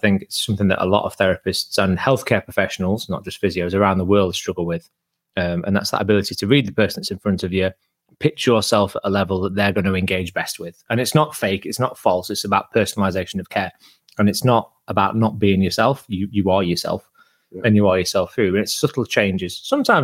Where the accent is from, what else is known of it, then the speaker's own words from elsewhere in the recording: Yorkshire and the Humber, United Kingdom; From Yorkshire